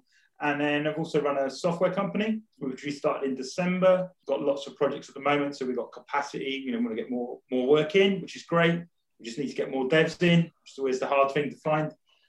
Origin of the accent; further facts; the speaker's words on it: Rayleigh, East of England, United Kingdom; And it's always nice to hear someone from Essex. I was originally from Rayleigh, so...